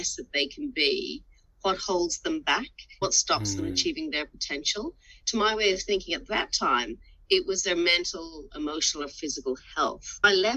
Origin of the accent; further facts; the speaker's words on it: Ireland; now in Australia; as a young child growing up in Ireland